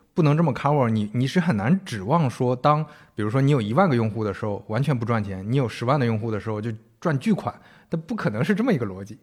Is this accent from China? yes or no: yes; northern China, China; 我们都是北方人